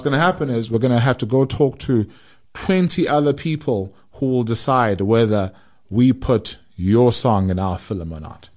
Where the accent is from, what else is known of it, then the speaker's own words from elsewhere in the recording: South Africa; as South African musicians